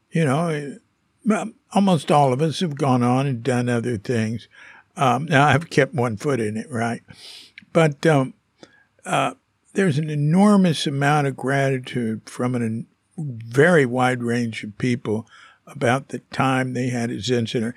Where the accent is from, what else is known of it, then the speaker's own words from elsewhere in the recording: Fort Worth, Texas, United States; I'm from Fort Worth